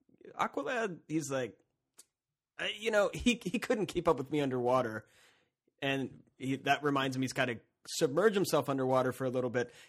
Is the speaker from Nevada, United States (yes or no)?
no; Cincinnati, Ohio, United States; We're not from the zoo. We're from Cincinnati.